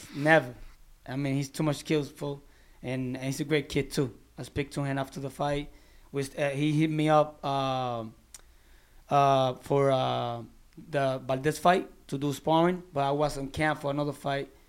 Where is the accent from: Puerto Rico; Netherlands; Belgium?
Puerto Rico; Barranquitas; moved away as an adult; now in Orlando, United States; my hometown in Barranquitas.